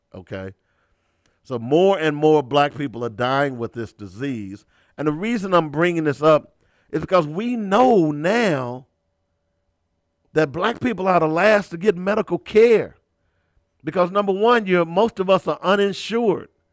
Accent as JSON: {"language": "English", "town": "Little Rock", "region": "Arkansas", "country": "United States", "tie": "born or raised there", "said": "I grew up in Little Rock"}